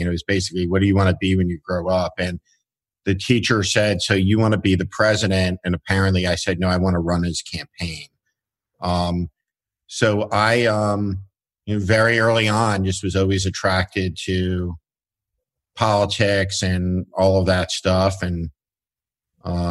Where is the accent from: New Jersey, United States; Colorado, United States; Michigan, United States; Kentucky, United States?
New Jersey, United States; North Plainfield; I grew up in North Plainfield, New Jersey, which was about 25 miles outside of New York City.